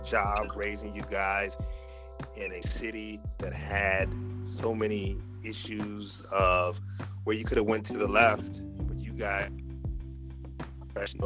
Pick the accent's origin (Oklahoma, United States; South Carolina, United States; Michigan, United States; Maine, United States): Michigan, United States; Grand Rapids; now in Los Angeles, United States; I am also from Grand Rapids, Michigan, and I know exactly where that's located